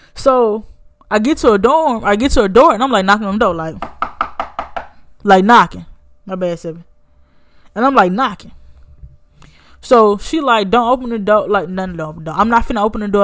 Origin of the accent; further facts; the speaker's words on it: Birmingham, Alabama, United States; also born or lived in Montgomery, Alabama / Theodore, Alabama; I'm from Birmingham, but the school was in Montgomery